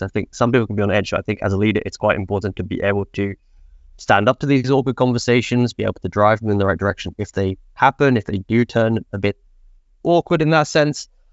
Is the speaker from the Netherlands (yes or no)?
no; England, United Kingdom; moved away as an adult; now in Sweden; I'm from England. I moved to Sweden